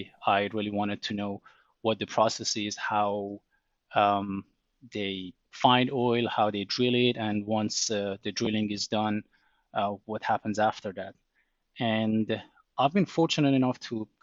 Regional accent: southern Iran, Iran; moved away; I grew up in Iran or Iran

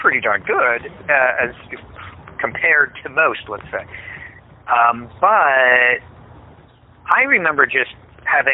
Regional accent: Pennsylvania, United States; when we grew up, we grew up in Pennsylvania

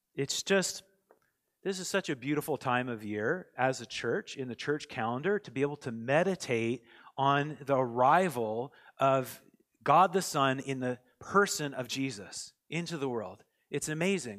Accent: United States; now in Canada; I'm American also

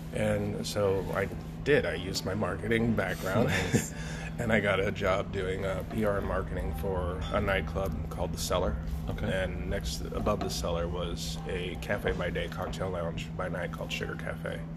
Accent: Cheyenne, Wyoming, United States; growing up in Cheyenne, Wyoming

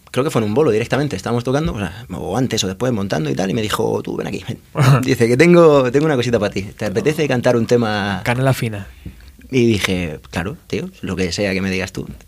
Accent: Murcia, Region of Murcia, Spain; now in Madrid, Spain; casi toda mi familia, de hecho, es, de Madrid. Yo soy el único murciano de mi, de mi árbol.

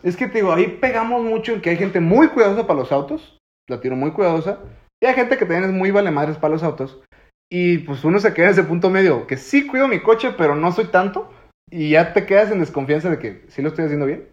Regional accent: Mexico

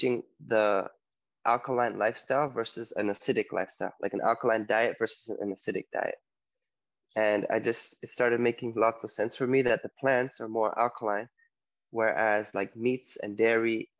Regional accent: Toronto, Ontario, Canada; moved away as an adult; also born or lived in Poland; now in Mallorca, Spain; originally from Poland, but I grew up in Toronto, Ontario, Canada. And right now I'm living in Mallorca, Spain

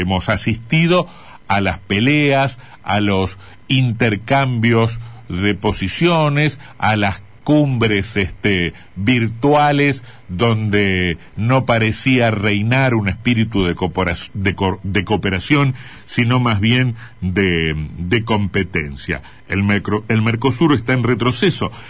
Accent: Argentina; nuestras exportaciones

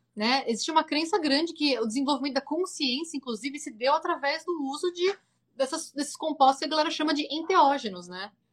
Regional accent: Brazil; moved away as an adult; now in California, United States; saí do Brasil como uma mulher

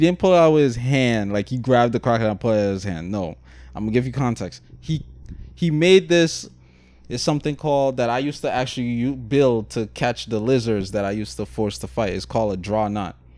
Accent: Guyana; moved away; I was raised in Guyana.

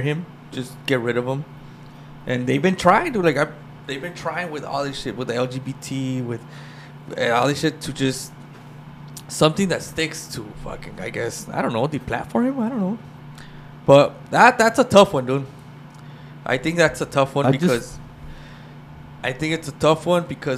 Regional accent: Los Angeles, California, United States; my dad's Salvi, but like I said, I grew up in East

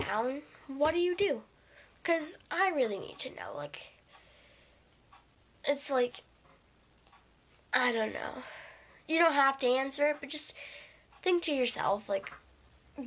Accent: Canada; I'm Canadian.

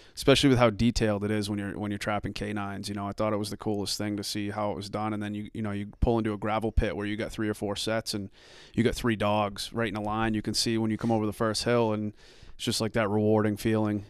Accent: Arundel, Maine, United States; also born or lived in Dayton, Maine; I grew up in Arundel, um, lived there

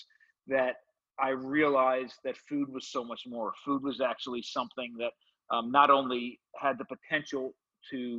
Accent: suburb of New York City, New Jersey, United States; born or raised there

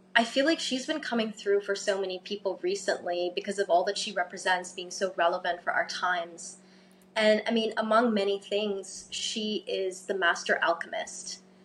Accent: Cairo, Cairo Governorate, Egypt; now in Bali, Indonesia; I'm originally half English, half Egyptian, um, born and raised in Cairo

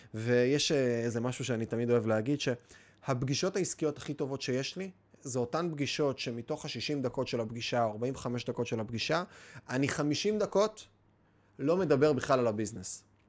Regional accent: Kiryat Bialik, Haifa District, Israel; גדלתי בקריית ביאליק, גדלתי בקריות

